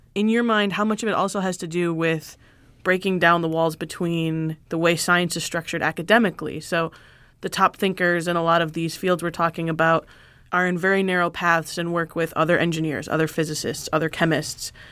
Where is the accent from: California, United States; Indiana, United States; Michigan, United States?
Michigan, United States; I'm from Michigan